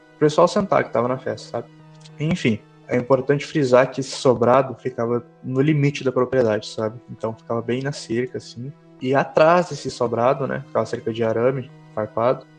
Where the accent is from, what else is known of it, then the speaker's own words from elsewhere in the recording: Santa Maria, Rio Grande do Sul, Brazil; Sou aqui do interior do Rio Grande do Sul, é, mais precisamente Santa Maria